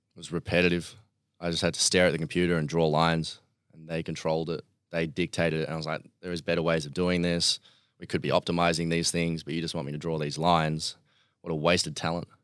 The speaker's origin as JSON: {"language": "English", "town": "Melbourne", "region": "Victoria", "country": "Australia", "tie": "born or raised there", "also_born_or_lived": "Bairnsdale, Victoria", "said": "was born in Bairnsdale in three hours, uh, east of Melbourne"}